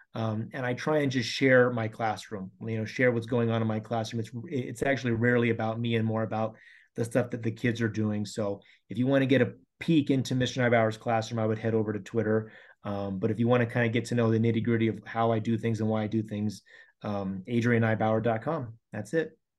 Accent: Colorado, United States; I've been here my whole life, born and raised in Colorado

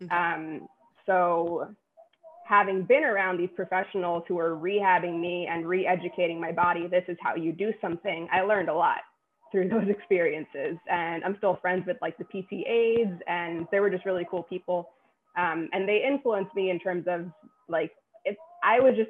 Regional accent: New York City, New York, United States; I'm a New Yorker, born and raised in Queens, still live in Queens

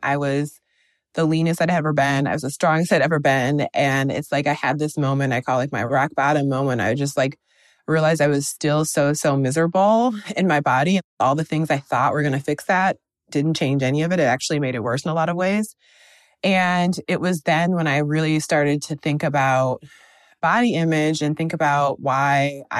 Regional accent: Midwest, United States; And I think growing up in the Midwest and then going to a school where I was the only like Black girl in my class

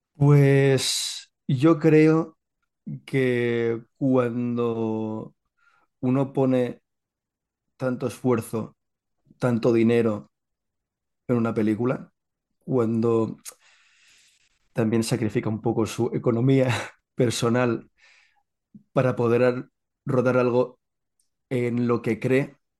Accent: Catalonia, Spain; Yo soy catalán, soy catalán

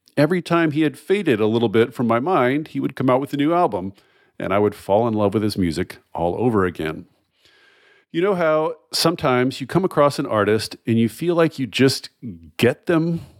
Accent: the South, United States; we were both born in the South, born and raised in the South

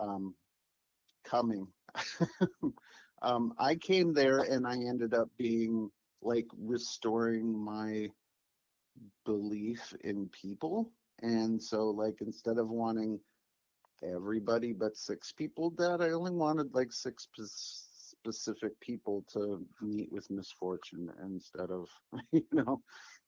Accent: Holland, Michigan, United States; moved away as an adult; also born or lived in Lewiston, Idaho; now in Portland, United States; I grew up in a combination of places: Holland, Michigan, Lewiston, Idaho

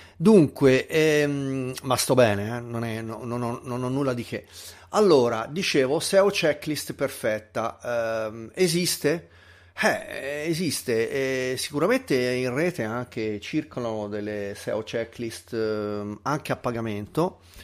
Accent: Tuscany, Italy; accent: Tuscan, fairly light; sono toscano, nato in Toscana, però ehm, ho avuto una famiglia che mi ha sempre incoraggiato a parlare l'italiano standard e quindi come sentite ehm, io parlo un accen- con un accento toscano ma abbastanza lieve

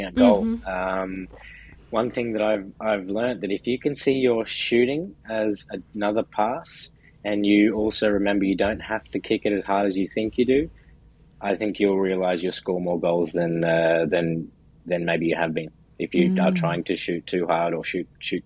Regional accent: Brisbane, Queensland, Australia; moved away as an adult; now in New York, United States; where I'm from in Brisbane, Australia, the summers are also quite hot.

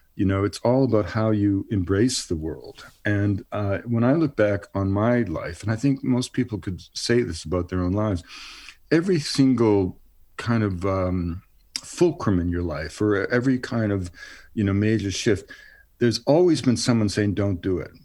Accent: Montreal, Quebec, Canada; moved away; also born or lived in Western Canada; I grew up in Montreal because my father was transferred there for a while.

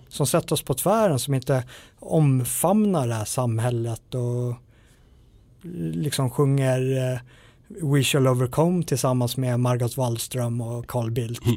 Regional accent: Sweden

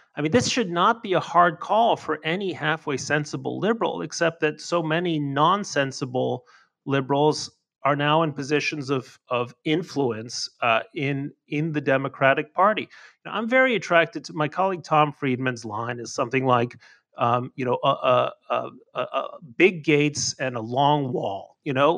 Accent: Mexico; moved away; I grew up in Mexico.

